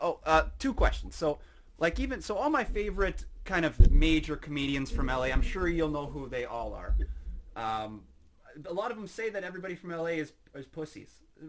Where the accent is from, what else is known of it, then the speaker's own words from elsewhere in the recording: Saskatoon, Saskatchewan, Canada; Well, I grew up in Canada, so Saskatoon, Saskatchewan.